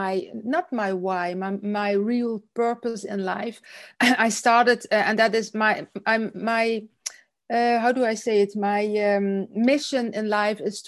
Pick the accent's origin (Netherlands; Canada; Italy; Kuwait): Netherlands; south of Holland, southern Netherlands; now in Belgium; I'm from Holland. I'm from the south of Holland. I live in Belgium